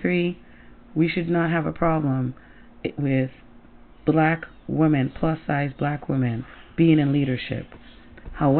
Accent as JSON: {"language": "English", "country": "Trinidad & Tobago", "moved": "yes", "lives_now": "Connecticut, United States", "said": "I come from Trinidad and Tobago, and in my little country that looks like a Timberland boot"}